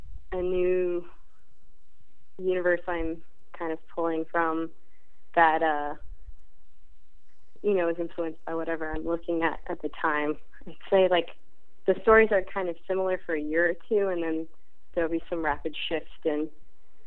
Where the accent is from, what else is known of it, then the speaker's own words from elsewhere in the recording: West Palm Beach, Florida, United States; moved away; I grew up in West Palm Beach, Florida